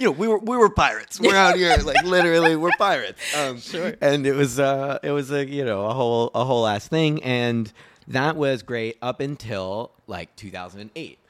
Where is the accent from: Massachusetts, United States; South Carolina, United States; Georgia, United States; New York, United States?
Massachusetts, United States; Cape Cod; also born or lived in Fort Myers, Florida; I grew up on Cape Cod, Massachusetts